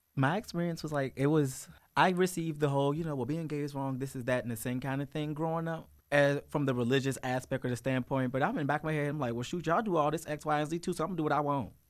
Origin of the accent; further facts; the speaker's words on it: Richmond, Virginia, United States; also born or lived in Chesterfield County, Virginia; I grew up in Richmond Public Schools